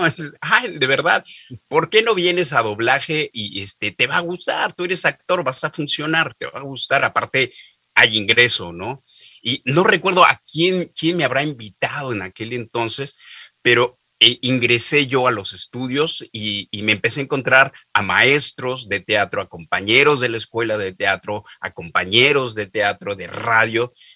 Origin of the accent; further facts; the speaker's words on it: Oaxaca, Mexico; also born or lived in Mexico City; yo soy de Oaxaca, que es un estado al sureste de la República Mexicana